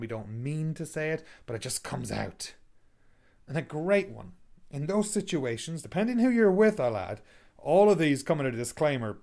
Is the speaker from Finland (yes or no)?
no; Ireland; now in Canada; I am from Ireland. I live in Canada.